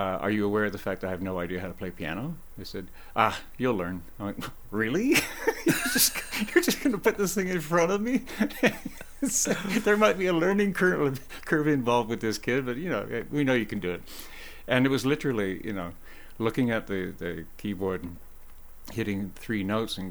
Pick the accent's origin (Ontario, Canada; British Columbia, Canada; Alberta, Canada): Ontario, Canada; Oakville; the town I grew up in Oakville